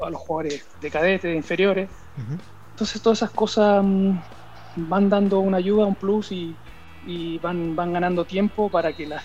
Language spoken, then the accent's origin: Spanish; Chile; now in Andorra; que también está acá en, Andorra, el mismo Guille también, que, somos los, los chilenos que, estamos pendientes, los más futbolizados